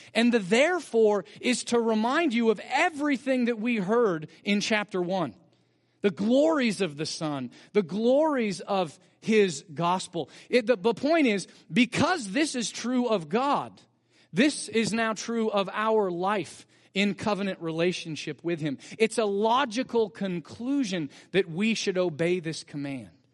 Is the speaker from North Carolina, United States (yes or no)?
no; Bakersfield, California, United States; growing up in Bakersfield as a family